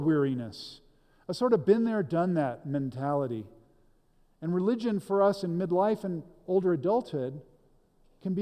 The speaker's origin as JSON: {"language": "English", "country": "United States"}